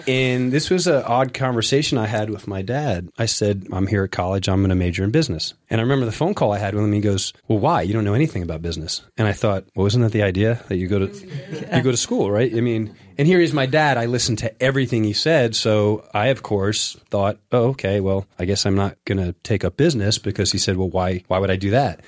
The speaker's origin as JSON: {"language": "English", "town": "Long Beach", "region": "New York", "country": "United States", "tie": "born or raised there", "also_born_or_lived": "Flushing, Queens", "said": "I grew up in New York, a small beach town called Long Beach. It's on the South Shore, Nassau County."}